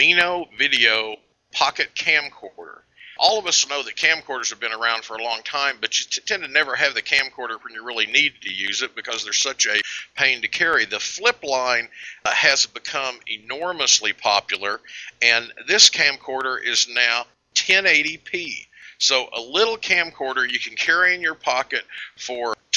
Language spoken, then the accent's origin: English; Oklahoma, United States; I hail from Oklahoma